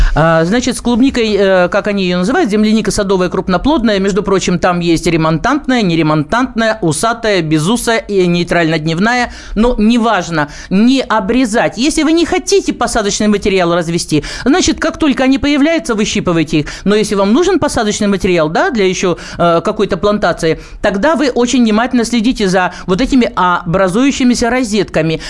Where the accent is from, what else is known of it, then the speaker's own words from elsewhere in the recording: Krasnoyarsk, Siberia, Russia; now in Krasnoyarsk, Russia; Я вообще сибирячка, живу в городе Красноярске